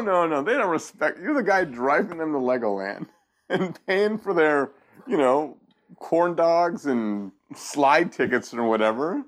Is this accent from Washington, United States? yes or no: yes; Seattle, Washington, United States; I grew up in Seattle